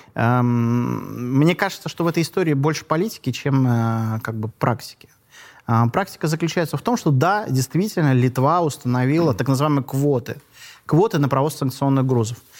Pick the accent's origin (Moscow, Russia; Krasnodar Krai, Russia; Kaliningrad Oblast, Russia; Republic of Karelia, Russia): Kaliningrad Oblast, Russia; Kaliningrad; я родился в Калининграде